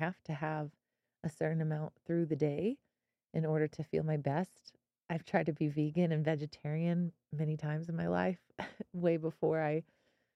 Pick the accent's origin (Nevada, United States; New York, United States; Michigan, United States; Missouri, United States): Missouri, United States; moved away as an adult; now in Colorado, United States; I grew up in Missouri.